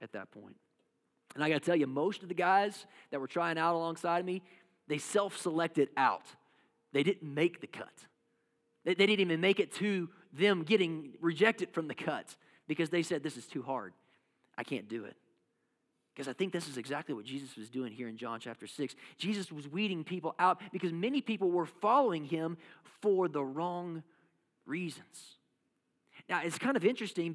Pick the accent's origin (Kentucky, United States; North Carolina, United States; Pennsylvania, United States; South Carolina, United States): Kentucky, United States; I come from Kentucky, and basketball is life